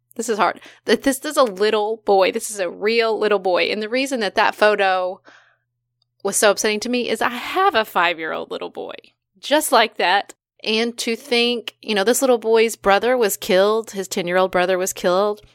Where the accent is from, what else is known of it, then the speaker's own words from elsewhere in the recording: United States; I'm an American.